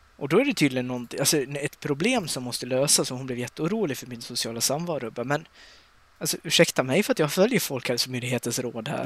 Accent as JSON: {"language": "Swedish", "region": "Dalarna County", "country": "Sweden", "said": "jag har varit hemma i Dalarna nu i en vecka. Jag har precis flyttat ja. hem"}